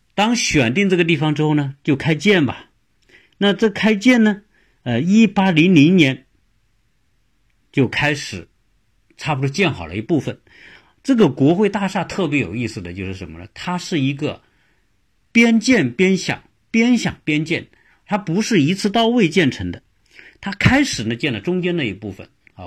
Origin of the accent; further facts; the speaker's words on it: China; 我们中国人如果规划，他一定是坐北朝南啊